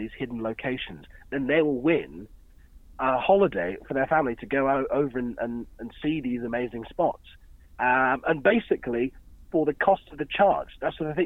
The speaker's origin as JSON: {"language": "English", "area": "Dorset", "region": "South West England", "country": "United Kingdom", "tie": "born or raised there", "said": "I grew up in Dorset"}